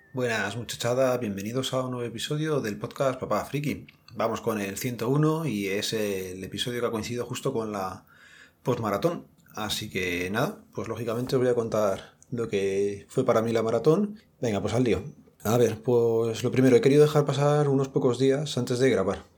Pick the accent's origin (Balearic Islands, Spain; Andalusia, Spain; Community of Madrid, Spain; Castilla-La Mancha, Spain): Community of Madrid, Spain; Madrid; nosotros o los que somos de aquí de Madrid